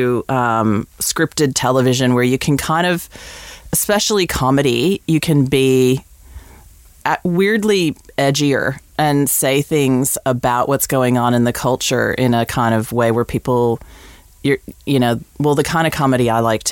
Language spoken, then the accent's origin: English; United States; moved away as an adult; also born or lived in England; now in Australia; growing up in America, you can probably tell from my weird accent, I grew up in the States